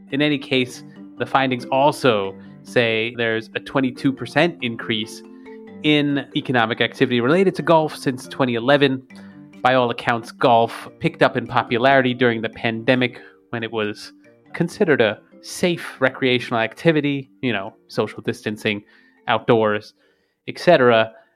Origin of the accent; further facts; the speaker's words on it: United States; now in Berlin, Germany; for me as an American